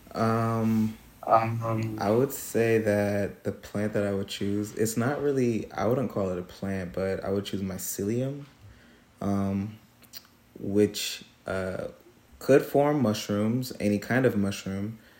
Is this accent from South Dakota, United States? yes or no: no; Trenton, New Jersey, United States; moved away as an adult; now in Hudson Valley, United States; I'm from Trenton, New Jersey